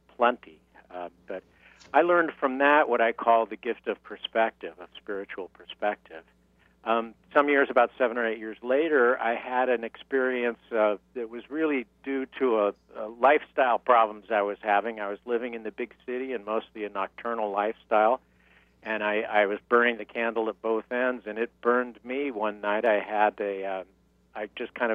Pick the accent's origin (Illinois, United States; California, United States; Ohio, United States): California, United States; San Diego; moved away as an adult; also born or lived in New York; now in Palm Springs, United States; I'm from San Diego, California, originally